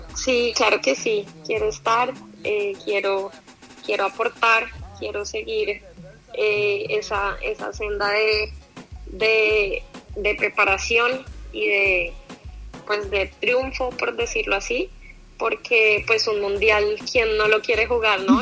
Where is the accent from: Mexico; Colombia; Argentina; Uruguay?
Colombia; moved away as an adult; also born or lived in United States; yo quería jugar en mi país